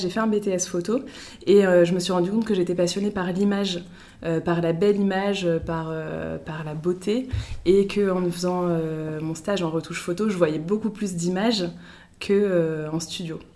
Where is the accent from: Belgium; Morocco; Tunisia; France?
France; Brittany; moved away as an adult; also born or lived in Paris; now in Lille, France; je viens de Bretagne